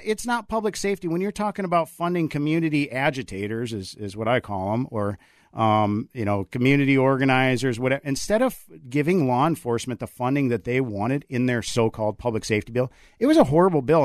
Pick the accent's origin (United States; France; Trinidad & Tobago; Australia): United States; Coon Rapids, Minnesota; also born or lived in Arizona / Anoka, Minnesota / Ramsey, Minnesota; I grew up in Coon Rapids